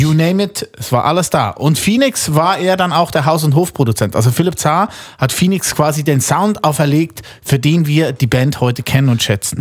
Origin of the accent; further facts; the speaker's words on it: Switzerland; als Schweizer